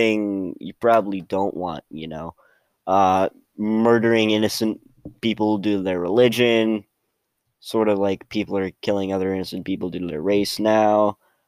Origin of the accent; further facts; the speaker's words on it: Pennsylvania, United States; I'm from Pennsylvania